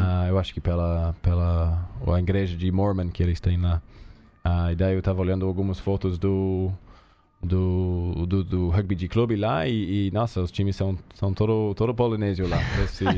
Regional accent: New Zealand; Portuguese is a second language; moved away as an adult; now in Brazil; crescendo na Nova Zelândia

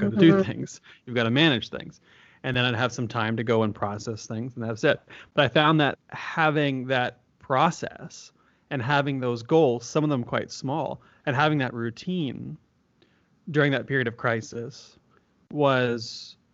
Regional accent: Peterborough, Ontario, Canada; also born or lived in British Columbia; I moved back from British Columbia, where I was doing my PhD, back home to Peterborough, where everyone in my family was ill

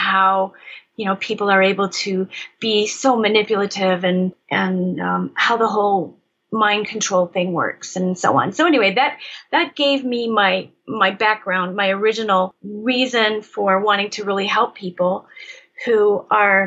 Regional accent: Michigan, United States; I grew up in Michigan

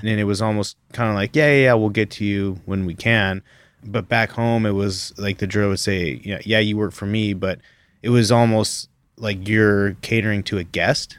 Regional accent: Canada; moved away; as a Canadian coming here

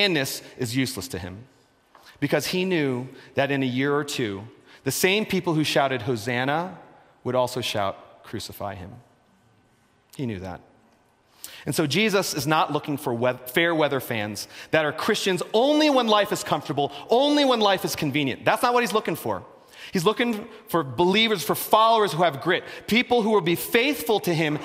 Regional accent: Philadelphia, Pennsylvania, United States; I'm from Philadelphia.

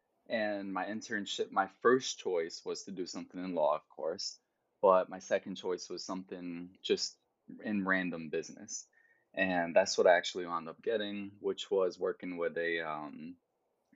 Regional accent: Geneva, New York, United States; moved away as an adult; also born or lived in Brooklyn, New York; now in New York City, United States; So that's where I was raised, in upstate New York. And yeah, I went to college in the same hometown, in my hometown.

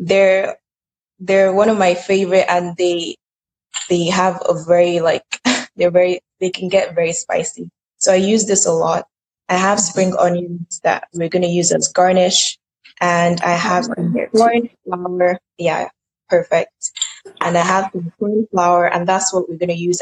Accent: Nigeria; I'm Nigerian

